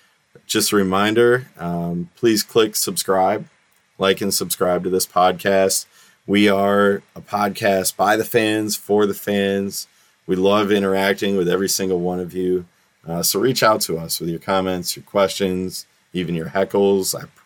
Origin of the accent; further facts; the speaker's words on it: Detroit, Michigan, United States; from Detroit.